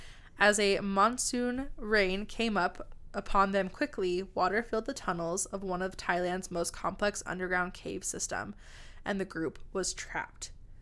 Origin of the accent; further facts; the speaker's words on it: United States; I'm American.